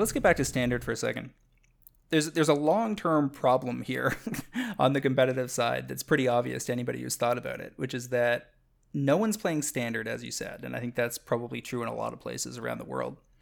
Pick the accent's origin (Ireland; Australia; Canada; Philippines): Canada; I'm a Canadian